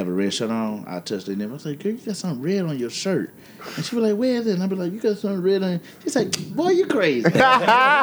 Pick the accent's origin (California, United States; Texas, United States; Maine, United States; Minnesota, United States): Texas, United States